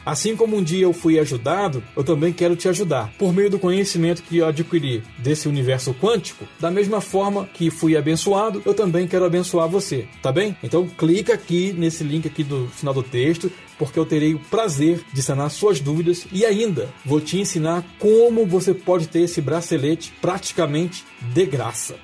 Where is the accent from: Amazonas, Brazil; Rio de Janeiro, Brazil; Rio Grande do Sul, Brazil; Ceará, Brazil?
Rio de Janeiro, Brazil; Nova Iguaçu; moved away as an adult; also born or lived in South of Brazil; Eu nasci em Nova Iguaçu, uma cidade que fica uma hora da capital do Rio de Janeiro, tenho 41 anos, moro no Sul já há mais de 10 anos